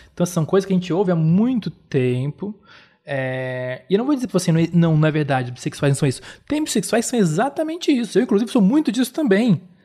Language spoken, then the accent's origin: Portuguese; Florianópolis, Santa Catarina, Brazil; eu sou de Florianópolis, sou de um lugar